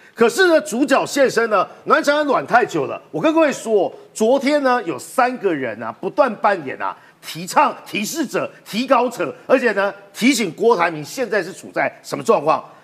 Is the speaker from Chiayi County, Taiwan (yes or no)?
no; Taipei, Taiwan; 我是台北人